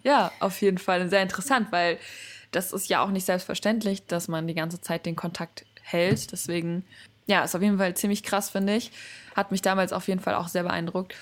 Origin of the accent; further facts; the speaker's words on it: Germany; ich bin in Deutschland aufgewachsen mit einer japanischen Mutter und einem deutschen Vater